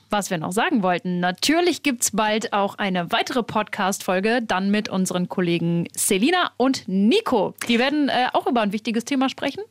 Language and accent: German; Germany; hier bei uns in Deutschland